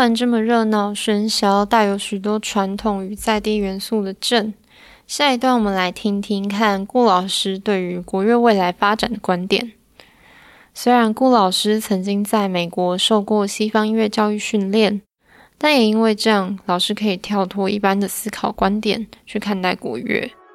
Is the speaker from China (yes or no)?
no; Kaohsiung, Taiwan; 我也是高雄人